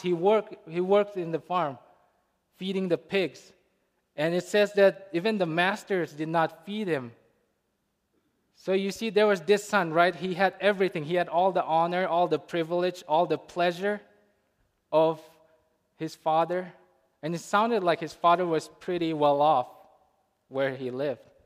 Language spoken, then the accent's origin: English; India; Growing up in India, I grew up around Muslims